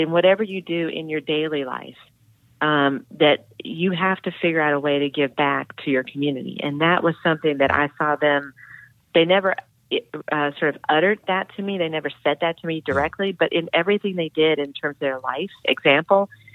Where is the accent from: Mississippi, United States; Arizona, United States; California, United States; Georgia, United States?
Georgia, United States; Atlanta; I grew up in Atlanta